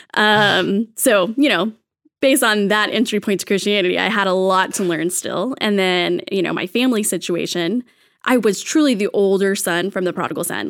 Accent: Texas, United States; I'm from Texas, so from the Bible Belt South.

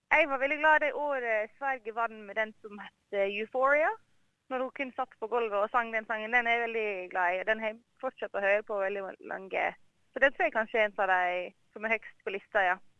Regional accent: Norway; moved away as an adult; now in Australia; Vi har jo alltid sett det hjemme i Norge

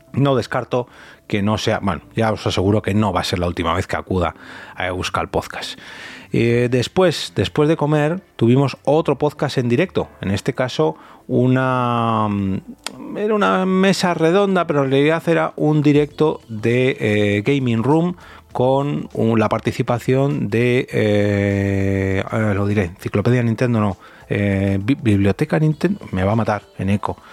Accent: Madrid, Community of Madrid, Spain; first language Spanish; castellano parlante o madrileño

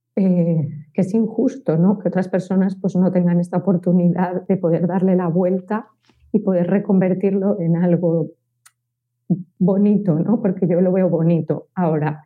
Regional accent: Valencia, Valencian Community, Spain; yo soy de Valencia

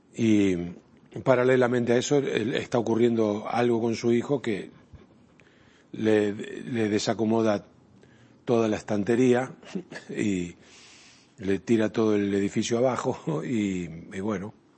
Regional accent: Argentina; en mi país, en la Argentina

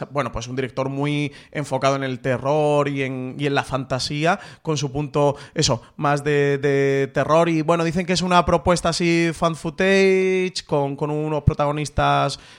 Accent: Málaga, Andalusia, Spain; como buen malagueño lo puedo asegurar.

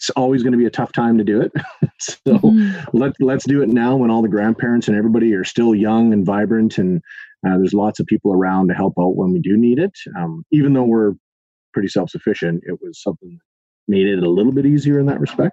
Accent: Duncan, British Columbia, Canada; moved away as an adult; also born or lived in Edmonton, Alberta; from Duncan, born and raised in Duncan

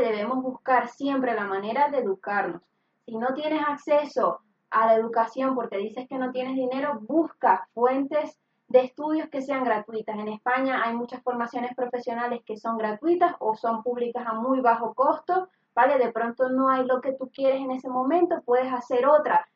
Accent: Venezuela; moved away as an adult; now in Spain; yo soy venezolana

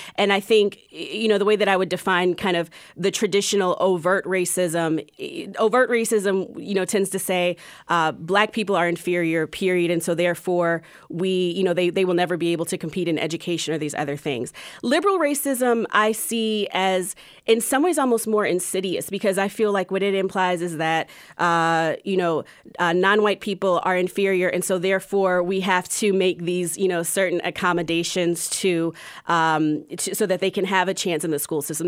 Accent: Columbia, Maryland, United States; moved away as an adult; also born or lived in Durham; now in Charlotte, United States; Growing up in Columbia was really interesting.

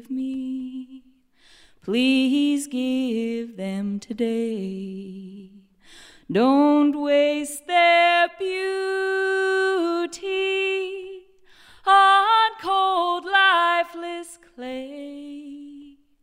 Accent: California, United States; when I was a little girl growing up in California, my parents were in bluegrass bands

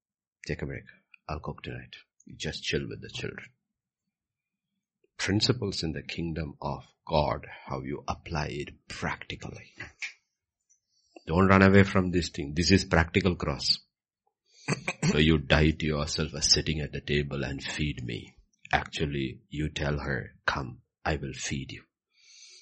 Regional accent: Kerala, India; I come from Kerala.

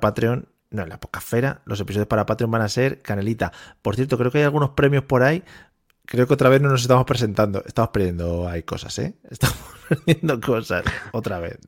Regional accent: Spain; nuestro país

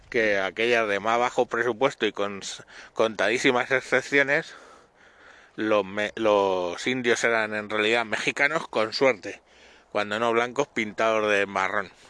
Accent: Spain; los que somos los españoles los que tenemos la leyenda negra

